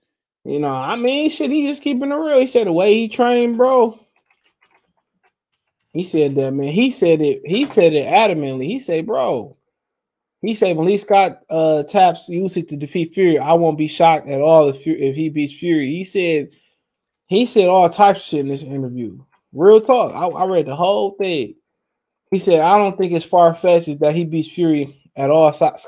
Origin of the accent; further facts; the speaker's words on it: Nigeria; I'm not black. I'm Nigerian.